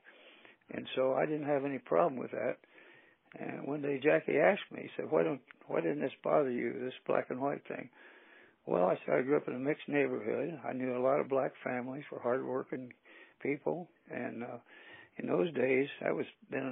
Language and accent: English; Anderson, Indiana, United States; I was an All-American at Anderson University right here in my hometown